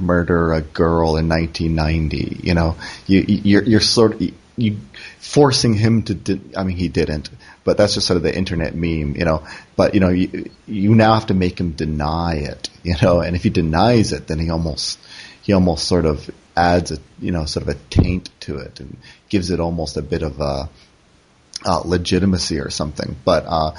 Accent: Canada; moved away; also born or lived in South Korea; I'm Canadian

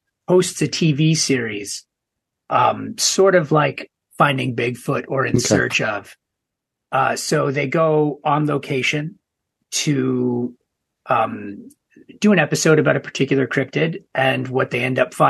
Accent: Toronto, Ontario, Canada; born or raised there

